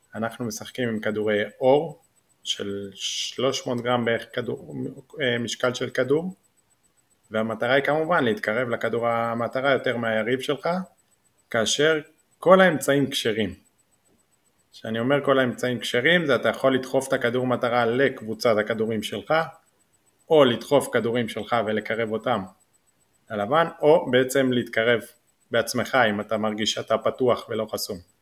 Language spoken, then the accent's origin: Hebrew; Jordan Valley, Northern District, Israel; גדלתי עוד בעמק הירדן